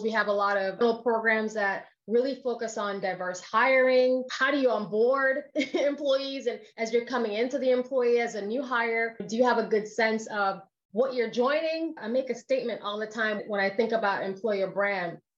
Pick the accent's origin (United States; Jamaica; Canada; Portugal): Jamaica; I'm Jamaican